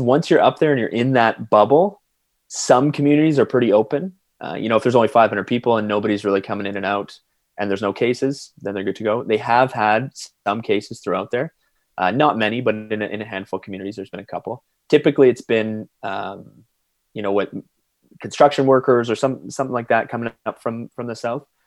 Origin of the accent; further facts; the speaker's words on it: London, Ontario, Canada; I grew up in London, Ontario